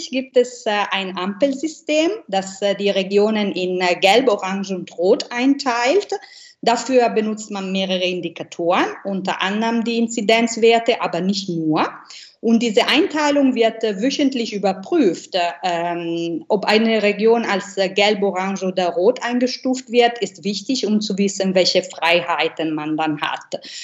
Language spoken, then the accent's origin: German; Milan, Lombardy, Italy; German is a second language; Ansonsten vermisse ich natürlich die Piazza del Duomo in meiner Heimatstadt Mailand mit äh, der wunderschönen gotischen Kathedrale und die Madonnina. Also diese kleine goldene Statue auf der Spitze des Doms äh, hat in den Herzen von uns Mailänder einen ganz besonderen Platz.